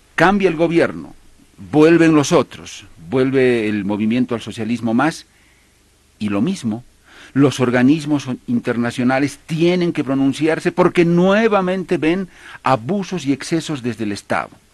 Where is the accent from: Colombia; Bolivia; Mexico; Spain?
Bolivia; como boliviano, como un común y corriente boliviano